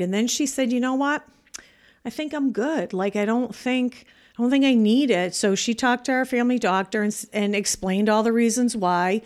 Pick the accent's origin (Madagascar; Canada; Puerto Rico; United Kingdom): Canada; moved away as an adult; now in United States; I'm Canadian